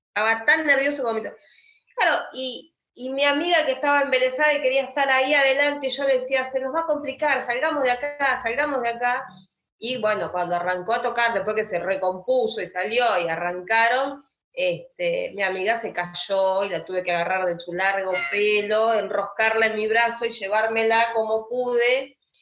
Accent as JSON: {"language": "Spanish", "country": "Argentina", "said": "como argentina"}